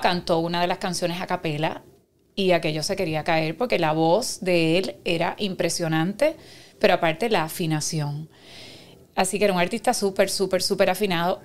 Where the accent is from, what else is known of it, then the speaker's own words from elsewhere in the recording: Carolina, Puerto Rico; also born or lived in Cuba; yo nací en Cuba, pero vivo en Carolina. Y viví toda mi vida y me crié en Carolina, estudié en Carolina